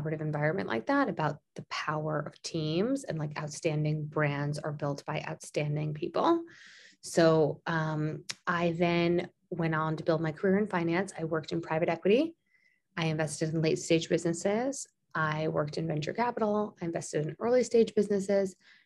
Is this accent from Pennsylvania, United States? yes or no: no; Long Island, New York, United States; also born or lived in Springfield, Illinois; I grew up in Long Island, which is a suburb of Manhattan and suburb of New York City.